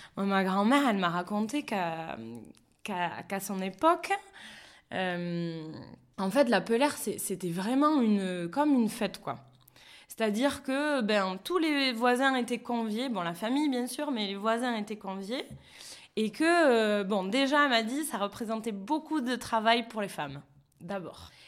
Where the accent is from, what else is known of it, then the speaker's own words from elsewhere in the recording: Béarn, small village near Pau, Nouvelle-Aquitaine, France; moved away as an adult; also born or lived in Australia / Toulouse; enfance béarnaise, euh, puisque voilà, moi j'ai grandi euh, dans, dans, dans, un petit village pas loin de Pau